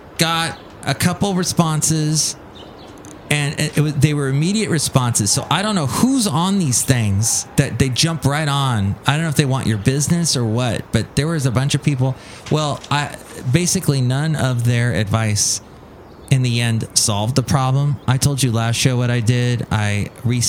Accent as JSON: {"language": "English", "region": "California", "country": "United States", "said": "As a Californian, as someone who moved to somewhere that was humid"}